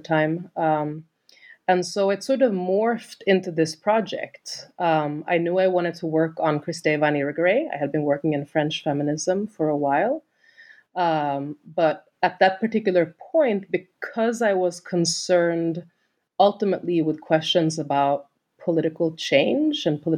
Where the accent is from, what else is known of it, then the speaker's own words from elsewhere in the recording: Sweden; moved away as an adult; I'm from Sweden originally